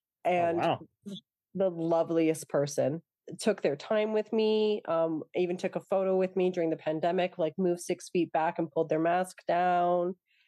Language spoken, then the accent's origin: English; Toronto, Ontario, Canada; also born or lived in England; They were actually in Toronto during the pandemic, and I'm from Toronto.